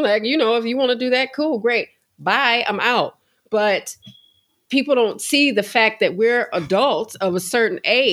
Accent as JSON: {"language": "English", "country": "United States", "tie": "born or raised there", "said": "I was raised in America. However, American culture is not my culture."}